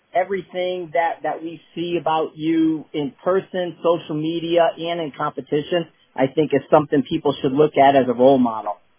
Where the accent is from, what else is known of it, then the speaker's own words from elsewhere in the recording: Northeast, United States; I'm from the Northeast, I'm from that area